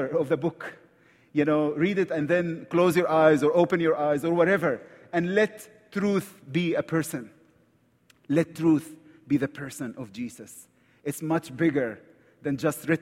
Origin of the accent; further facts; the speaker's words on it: Egypt; accent: Egyptian; English is a second language; I'm from Egypt, right from the Middle East